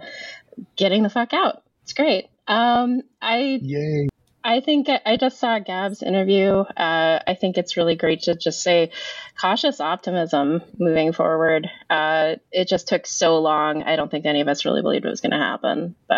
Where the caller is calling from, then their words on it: Portland, Oregon, United States; Northwest Portland. I can smell Soggy Bottom from here.